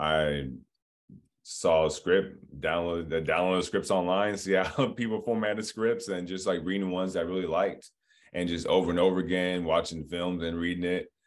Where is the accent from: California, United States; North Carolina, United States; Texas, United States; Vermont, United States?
California, United States; Diamond Bar; also born or lived in Los Angeles; I was born in Los Angeles, um, but I grew up in Diamond Bar, California, in the, in, in Inland Empire, about, like, an hour out